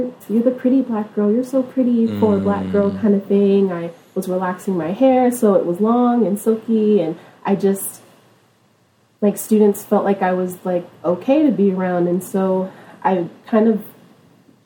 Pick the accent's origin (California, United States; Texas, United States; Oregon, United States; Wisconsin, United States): California, United States; Stockton; I was born and raised in Stockton, California, a little bit, maybe like an hour away from Sacramento.